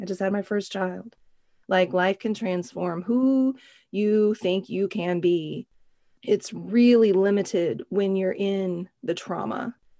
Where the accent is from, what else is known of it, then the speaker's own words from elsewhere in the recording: Oklahoma, United States; now in San Francisco, United States; growing up in Oklahoma, I'm a country girl at heart